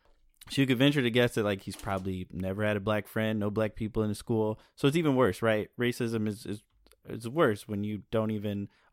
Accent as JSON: {"language": "English", "region": "Northern Ireland", "country": "United Kingdom", "tie": "born or raised there", "said": "I came from a society. I grew up in Northern Ireland in the Troubles."}